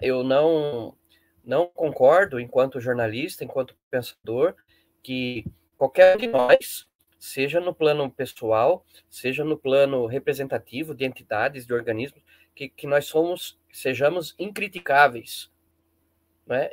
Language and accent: Portuguese; Brazil; como bom brasileiro